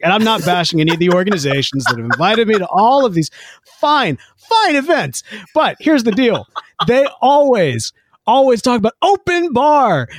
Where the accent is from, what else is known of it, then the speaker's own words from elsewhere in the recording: Jackson, Mississippi, United States; Growing up in Jackson, Mississippi